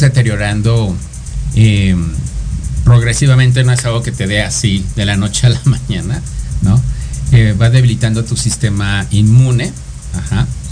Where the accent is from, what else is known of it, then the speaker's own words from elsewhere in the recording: State of Mexico, Mexico; also born or lived in Cuautitlán; Del Estado de México